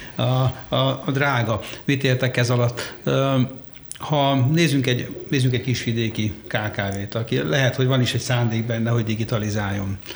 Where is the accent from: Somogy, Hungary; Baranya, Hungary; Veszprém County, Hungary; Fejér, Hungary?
Fejér, Hungary; Székesfehérvár; Egyébként lelkileg én is Nyugat-Magyarországi vagyok, mert Székesfehérváron születtem